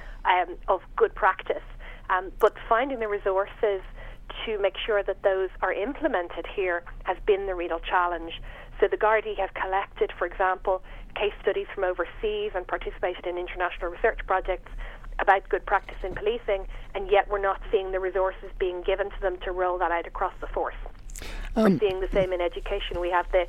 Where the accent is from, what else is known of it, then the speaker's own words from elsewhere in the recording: Fingal, Leinster, Ireland; moved away as an adult; also born or lived in Northern England; I grew up in Fingal, and I went to England